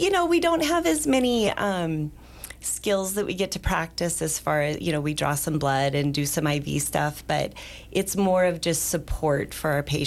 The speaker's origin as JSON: {"language": "English", "town": "Powell", "region": "Wyoming", "country": "United States", "tie": "born or raised there", "moved": "as an adult", "lives_now": "Sheridan, United States", "said": "I actually grew up in Powell, so not too far from Cody"}